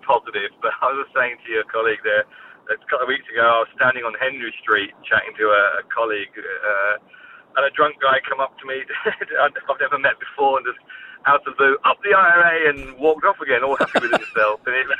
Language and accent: English; London, United Kingdom; accent: British; also born or lived in Canada; now in Ireland; I Irish parents. I grew up in London. You know, I'm a Catholic, but I'm British and British sounding.